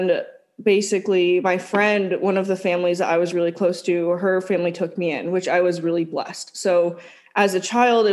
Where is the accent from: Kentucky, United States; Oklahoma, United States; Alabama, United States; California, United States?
California, United States; we are from California.